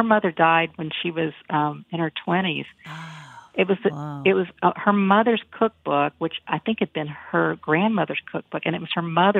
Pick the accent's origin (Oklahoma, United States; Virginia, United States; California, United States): Virginia, United States; Galax; moved away; Galax, my hometown